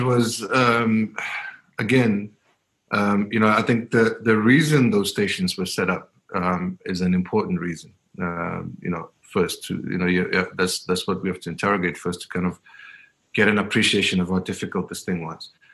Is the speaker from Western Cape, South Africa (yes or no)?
no; Soweto, Gauteng, South Africa; growing up in Diepkloof in, in the 80s and the 90s